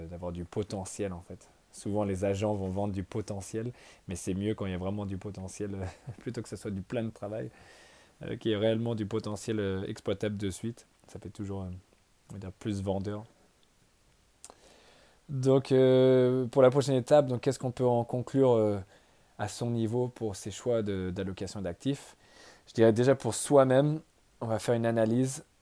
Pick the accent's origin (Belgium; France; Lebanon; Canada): France; on se dit tous au début, ouais, je suis français, je connais les Bordeaux, les Bourgognes